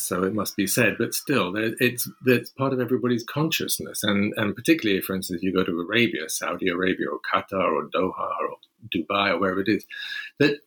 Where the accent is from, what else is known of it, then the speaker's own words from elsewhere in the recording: London, United Kingdom; I'm a Londoner. I was born in London.